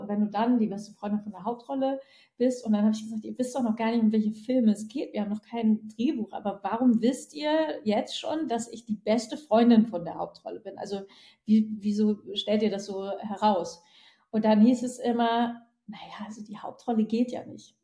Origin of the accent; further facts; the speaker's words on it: Northern Germany, Germany; accent: northern German dialect; dass man mir irgendwann meinen nordischen Dialekt verboten hatte